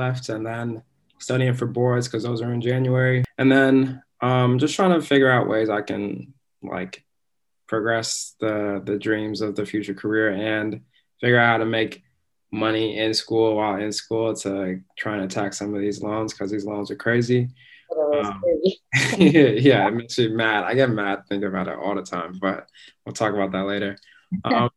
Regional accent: Anchorage, Alaska, United States; I'm from Anchorage, Alaska

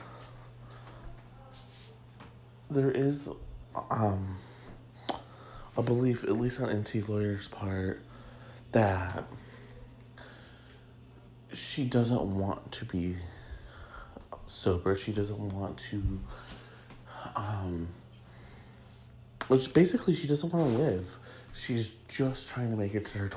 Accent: Michigan, United States; as a young gay growing up in Michigan

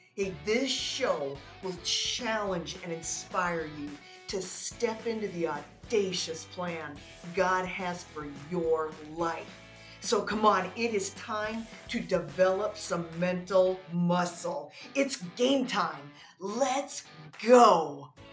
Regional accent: South Dakota, United States; we grew up in South Dakota, so it's freezing cold.

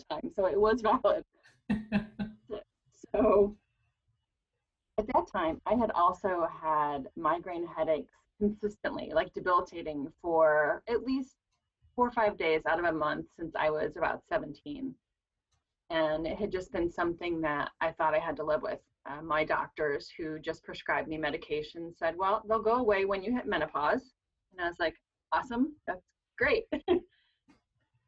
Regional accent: Ohio, United States; moved away as an adult; also born or lived in Arizona / St. Augustine, Florida / Colorado; I was born in Ohio, so my family has always been here.

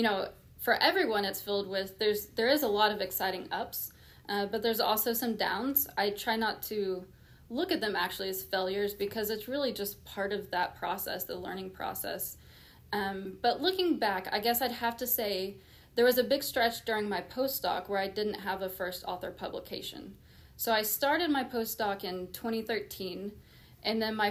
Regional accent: Oklahoma, United States; moved away as an adult; be able to come back and be a part of moving that forward in my home state

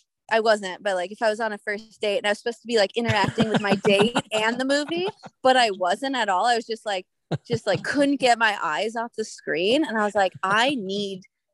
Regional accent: Southern California, United States; moved away as an adult; also born or lived in Yosemite; I grew up in Southern California

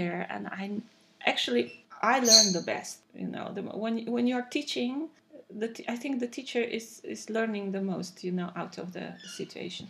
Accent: Cluj-Napoca, Cluj County, Romania; first language Romanian; English is a second language; moved away as an adult; now in Netherlands; I'm coming from Cluj, Napoca in Romania

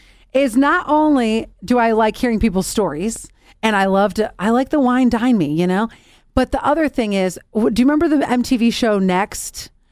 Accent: Ohio, United States; moved away; when I go back to my home state of Ohio

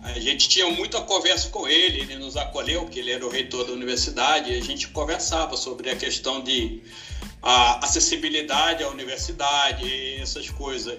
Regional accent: Senegal; now in Brazil; eu sou brasileiro naturalizado, vindo da África, do Senegal, oh. há uns 28 anos atrás

